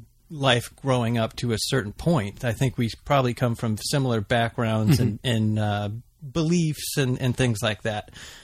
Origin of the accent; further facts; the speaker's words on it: Los Angeles, California, United States; also born or lived in Glendale, California / Humboldt County, California; I'm a fourth generation Angeleno. And my son's fifth. So I was born in Glendale and then grew up in L.A., all over L.A.